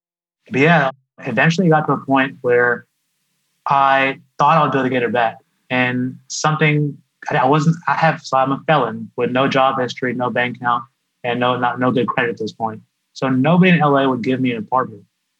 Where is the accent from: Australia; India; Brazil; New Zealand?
India; now in United States; the fact that I'm Indian and selling an Indian product